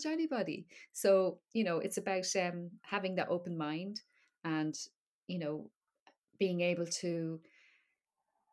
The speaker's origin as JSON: {"language": "English", "town": "Dublin", "region": "Leinster", "country": "Ireland", "moved": "yes", "lives_now": "Wexford, Ireland", "said": "I am from Dublin, yeah. But I live in Wexford now in the southeast"}